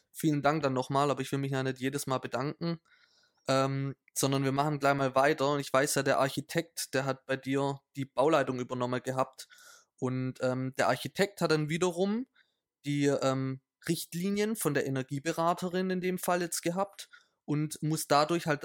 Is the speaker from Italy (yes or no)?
yes; Italy; Für mich als Italiener reicht's.